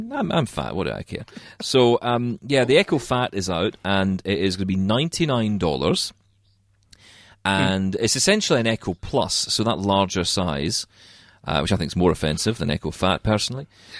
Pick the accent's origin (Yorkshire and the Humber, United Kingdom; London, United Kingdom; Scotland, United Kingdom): Scotland, United Kingdom; We all like a bit of swearing. I'm Scottish.